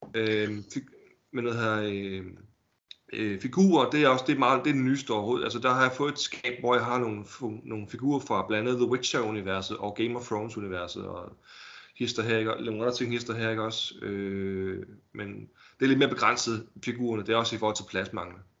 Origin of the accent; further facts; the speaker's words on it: Holbæk, Zealand, Denmark; Jeg er fra Holbæk.